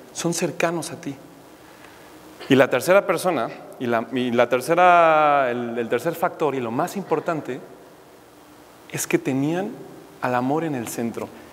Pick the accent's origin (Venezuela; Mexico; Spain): Mexico; Mexico City; Yo crecí en México, de la Ciudad de México